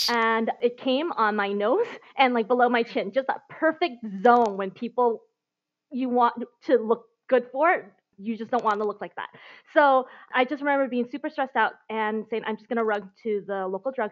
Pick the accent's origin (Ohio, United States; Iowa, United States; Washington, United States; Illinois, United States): Washington, United States; Seattle; moved away as an adult; also born or lived in Beijing / Hong Kong / Taiwan / Singapore; I've been abroad for the last 15 years and I recently just moved back to the US. So before that, after growing up in Seattle, um, going to school there, going to college there, I moved to Asia. So I've been uh, living in Beijing, Hong Kong, Taiwan, and Singapore